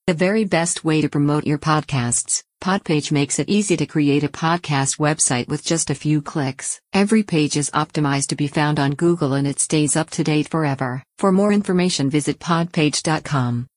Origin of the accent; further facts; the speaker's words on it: Tampa, Florida, United States; also born or lived in Louisville, Kentucky; now in Atlanta, United States; I grew up in Louisville, Kentucky, but I was raised in Tampa, Florida